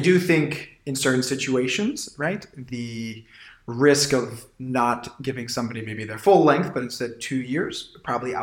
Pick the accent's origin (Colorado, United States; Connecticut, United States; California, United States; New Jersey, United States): California, United States; Silicon Valley; I'm from Silicon Valley